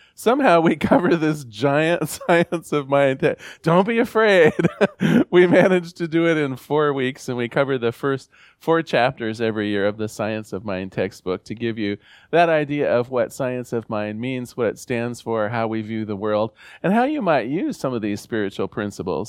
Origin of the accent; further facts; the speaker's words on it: Newport, Oregon, United States; I come from Newport, Oregon, a small fishing village on the Central Coast.